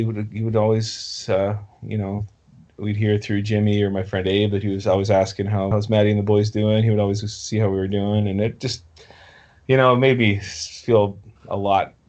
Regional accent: Halifax, Nova Scotia, Canada; the club in Halifax, my hometown, in the 70s, and 80s.

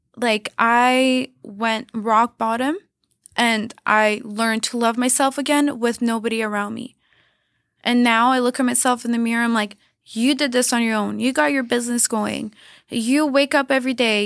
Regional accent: Canada; also born or lived in Los Angeles, United States; I would come back to Montreal 'cause you can't stay as a Canadian six months

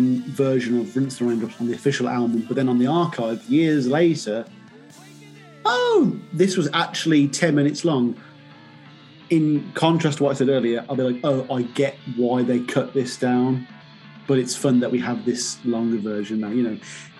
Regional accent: England, United Kingdom; I'm English

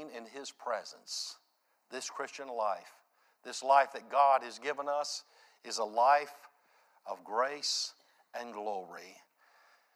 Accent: United States; I grew up there in Reimertown

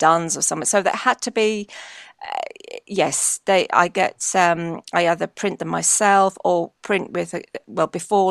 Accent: London, United Kingdom; I was brought up in London, but in a home that, I was brought up in a very Irish part of London.

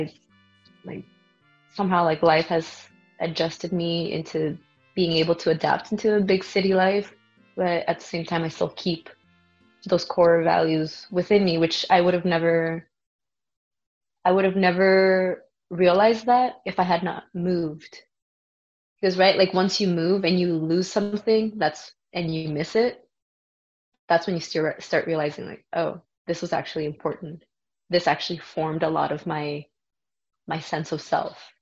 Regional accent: El Paso, Texas, United States; moved away as an adult; also born or lived in Vancouver; I was born in El Paso, Texas

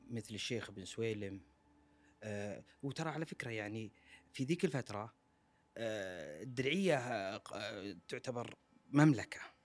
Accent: Saudi Arabia; كلنا ك- كسعوديين

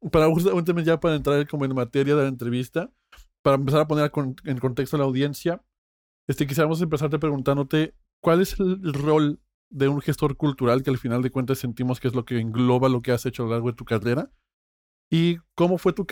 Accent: Mexico City, Mexico; now in Spain; yo, soy de la Ciudad de México, güey.

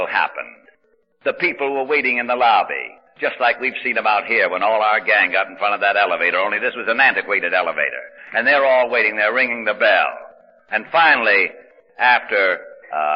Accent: Hartford, Connecticut, United States; moved away as an adult; also born or lived in New York; I kept going back to my hometown, Hartford, Connecticut

